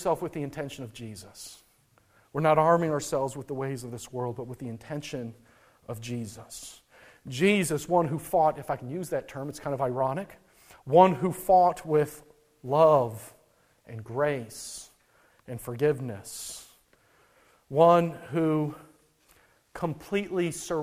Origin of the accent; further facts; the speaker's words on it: North Dakota, United States; I grew up in North Dakota, where the cold air of the Rockies meets the hot air coming from the southern grassy plains